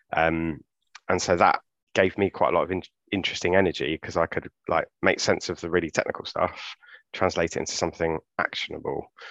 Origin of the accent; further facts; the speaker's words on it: London, United Kingdom; grew up in Clapham